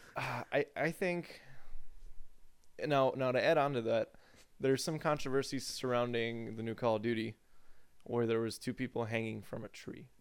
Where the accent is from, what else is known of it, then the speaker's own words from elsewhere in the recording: United States; we as the American people